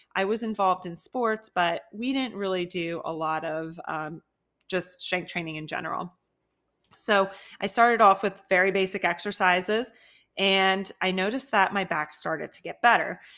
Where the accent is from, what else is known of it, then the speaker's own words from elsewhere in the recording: New Jersey, United States; also born or lived in Philadelphia, Pennsylvania; now in Tampa, United States; I am originally from New Jersey, a really small town near Philly